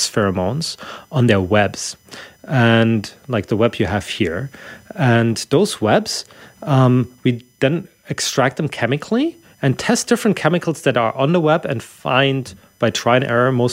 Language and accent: English; Germany; moved away; I'm from Germany originally